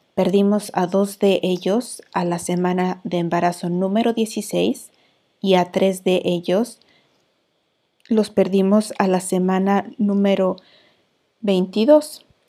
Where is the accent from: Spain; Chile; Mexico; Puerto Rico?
Mexico; moved away as an adult; now in Iceland; soy la vikinga mexicana